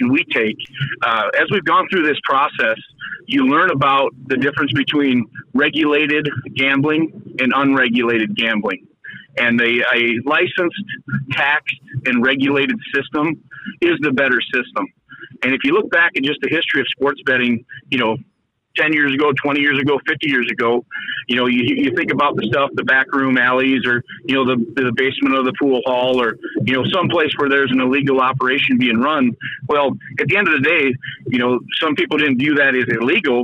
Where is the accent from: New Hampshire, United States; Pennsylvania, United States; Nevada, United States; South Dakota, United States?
South Dakota, United States; Mitchell; we're both from the South Dakota. We grew up in Mitchell